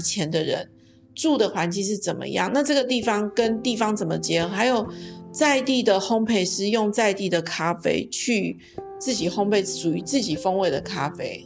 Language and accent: Chinese; Zhutian, Pingtung County, Taiwan; moved away as an adult; 我们的故乡竹田这个地方